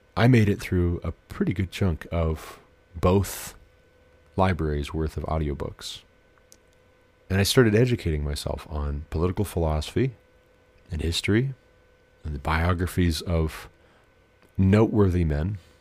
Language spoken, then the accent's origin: English; Glendive, Montana, United States; moved away; also born or lived in southern Ohio / Colorado; I stayed with my grandparents' mullet in Glendive, Montana, my hometown